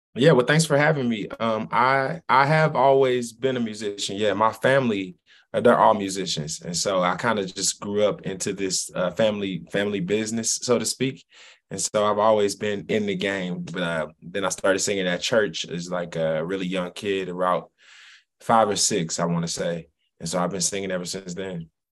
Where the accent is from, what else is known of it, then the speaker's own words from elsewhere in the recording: St. Louis, Missouri, United States; My grandparents' address was 12 11 uh, in St. Louis